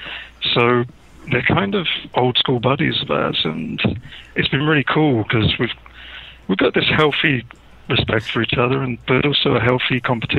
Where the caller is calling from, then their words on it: South East England, United Kingdom; Just outside of London in the UK at the moment.